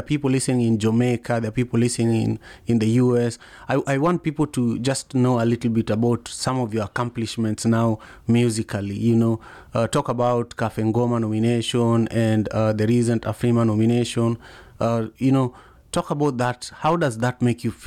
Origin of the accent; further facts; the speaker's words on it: Kenya; moved away; I grew up in Kenya, and my mother started an orphanage home in 1997